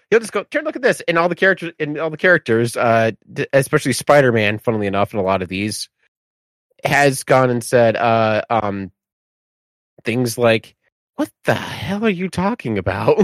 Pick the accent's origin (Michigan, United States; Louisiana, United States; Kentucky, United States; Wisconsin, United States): Michigan, United States; as someone from Michigan